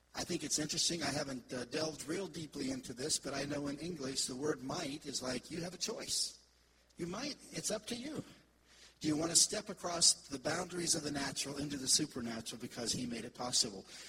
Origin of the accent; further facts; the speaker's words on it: Jacksonville, Florida, United States; moved away as an adult; now in Israel; I was raised in Jacksonville